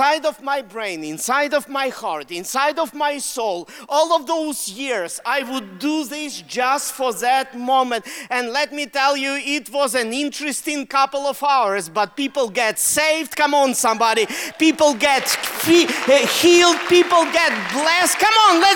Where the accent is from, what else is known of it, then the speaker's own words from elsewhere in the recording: Russia; accent: Russian; English is a second language; moved away; Why do I use Russian accent? I'm Russian